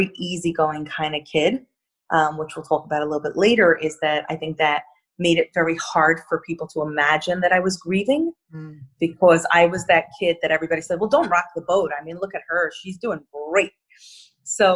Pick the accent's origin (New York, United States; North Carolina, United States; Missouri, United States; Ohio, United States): New York, United States; Monsey; now in Brooklyn, United States; I grew up in Muncie about 30-odd years ago when it was quite a small town